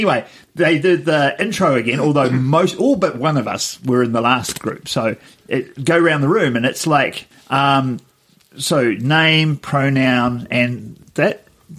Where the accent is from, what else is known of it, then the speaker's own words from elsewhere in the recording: New Zealand; a little Pacific island called Aotearoa.